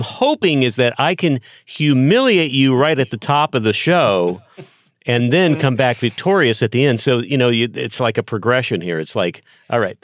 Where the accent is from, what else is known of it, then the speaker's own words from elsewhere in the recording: Texas, United States; I grew up in Texas.